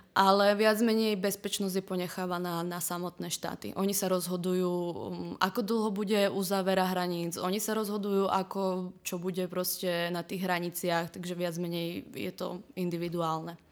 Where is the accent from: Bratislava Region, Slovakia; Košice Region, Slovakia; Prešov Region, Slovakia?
Prešov Region, Slovakia; Prešov; moved away as an adult; also born or lived in Trnava; now in Prague, Czech Republic; pochádzam z Prešova z východného Slovenska